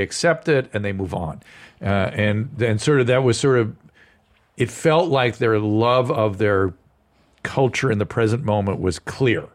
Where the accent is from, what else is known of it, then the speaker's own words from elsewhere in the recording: United States; as an American